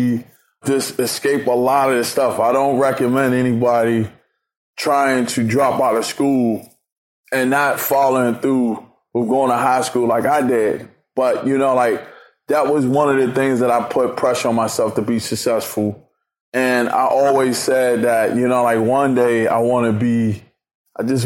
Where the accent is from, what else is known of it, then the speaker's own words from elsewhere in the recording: Washington, District of Columbia, United States; I'm from Washington, D.C.